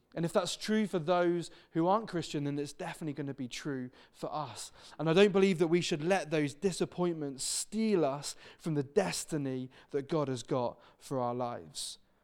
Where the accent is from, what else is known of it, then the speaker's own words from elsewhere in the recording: Devon, South West England, United Kingdom; now in Wirral, United Kingdom; I'm originally from Devon.